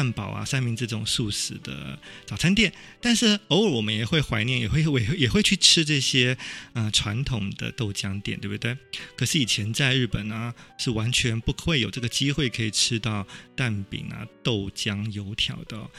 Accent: Taiwan; moved away as an adult; now in Tokyo, Japan; 可以让我们这些异乡游子透过食物呢，舌尖的美味，回到我们的故乡台湾。

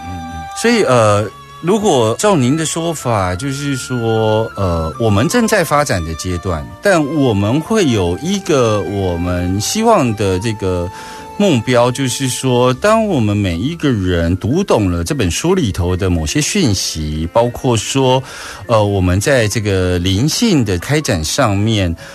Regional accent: Taiwan; 在我们台湾社会

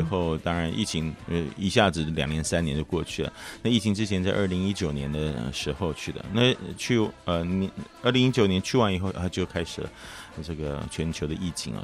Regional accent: Taiwan; 我们台湾有的时候真的很热

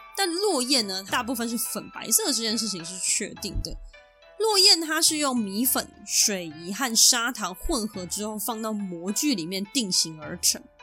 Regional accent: Taiwan; 我身为台湾人

